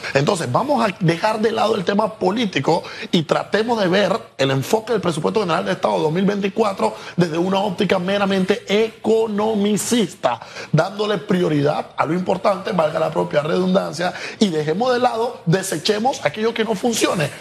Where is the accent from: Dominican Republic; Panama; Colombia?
Panama; como Estado panameño